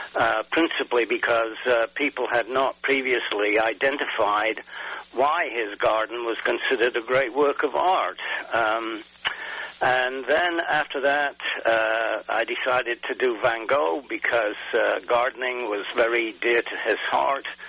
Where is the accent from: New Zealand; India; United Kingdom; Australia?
United Kingdom; England; I grew up in England